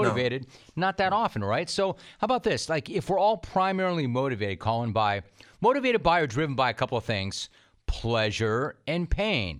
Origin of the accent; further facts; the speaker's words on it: Los Angeles, California, United States; also born or lived in San Fernando Valley; I grew up in Los Angeles